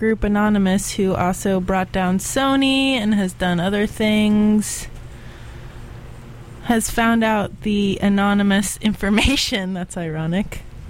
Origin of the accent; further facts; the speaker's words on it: Florida, United States; moved away; I grew up in Florida